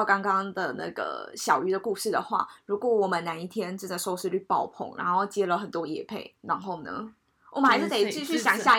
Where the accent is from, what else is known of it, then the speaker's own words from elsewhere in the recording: Taipei, Taiwan; 对我们台北人来讲